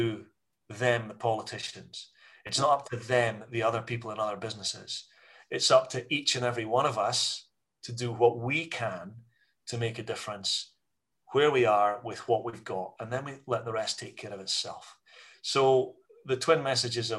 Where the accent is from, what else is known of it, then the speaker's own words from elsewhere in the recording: Scotland, United Kingdom; as a Scottish business community